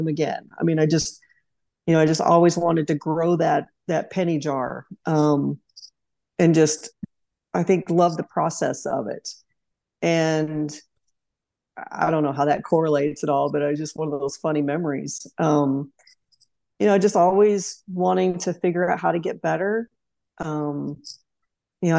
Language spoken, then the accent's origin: English; Tulsa, Oklahoma, United States; moved away as an adult; now in Auburn, United States; growing up in Oklahoma